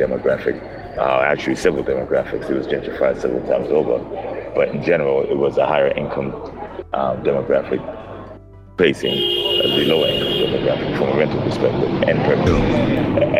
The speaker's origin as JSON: {"language": "English", "town": "New York City", "region": "New York", "country": "United States", "tie": "born or raised there", "also_born_or_lived": "Roosevelt, Long Island / Brooklyn", "said": "Native New Yorker."}